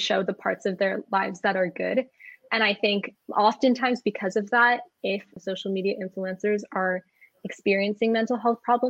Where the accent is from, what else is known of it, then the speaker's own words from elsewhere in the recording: San Francisco Bay Area, California, United States; I'm from San Francisco Bay Area